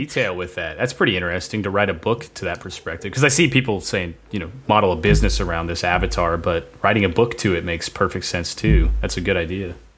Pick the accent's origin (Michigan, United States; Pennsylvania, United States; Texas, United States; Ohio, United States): Ohio, United States; we're both from Ohio